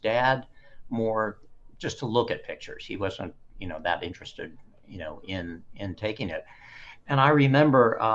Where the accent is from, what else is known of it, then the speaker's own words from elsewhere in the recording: Dayton, Ohio, United States; I grew up in Dayton, Ohio